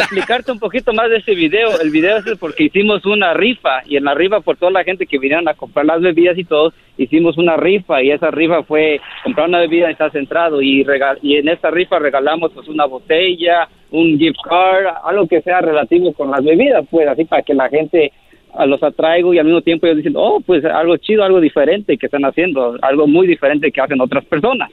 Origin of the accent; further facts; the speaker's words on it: San Jose, California, United States; now in Los Angeles, United States; Mis papás son de Oaxaca. Yo soy nacido aquí, en San José, California, pero yo vivo en Los Ángeles.